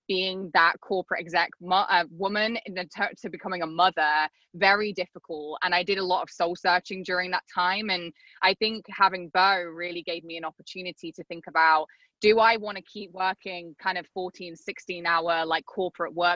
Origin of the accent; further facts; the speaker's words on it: England, United Kingdom; moved away as an adult; also born or lived in Arizona; now in South Florida, United States; I'm not from the States, I'm from England. So I'd kind of grown up in England.